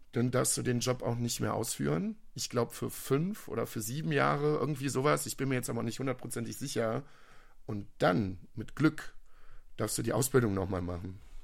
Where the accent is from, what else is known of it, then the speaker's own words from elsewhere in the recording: Viersen, North Rhine-Westphalia, Germany; ich komme aus Viersen.